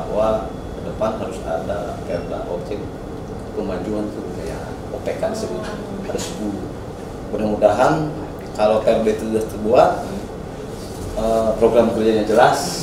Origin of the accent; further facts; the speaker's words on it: Banten, Indonesia; orang kita orang Banten